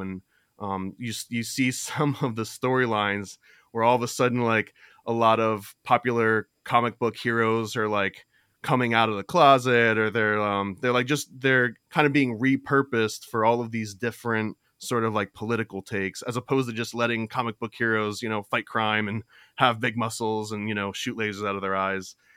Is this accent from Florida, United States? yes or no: yes; Florida, United States; I grew up in Florida